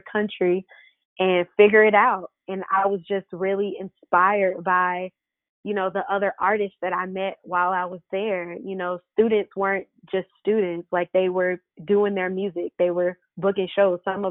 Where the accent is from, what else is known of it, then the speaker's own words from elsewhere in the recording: Stone Mountain, Georgia, United States; also born or lived in New Jersey; I'm pretty much from Atlanta. I was born in New Jersey, but I grew up in Stone Mountain, Lithonia area, and I stayed here